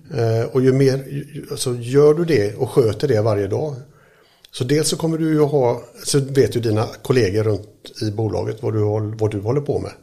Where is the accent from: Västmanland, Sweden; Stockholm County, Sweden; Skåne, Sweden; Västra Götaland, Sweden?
Västra Götaland, Sweden; Mölndal; jag är uppväxt här i Mölndal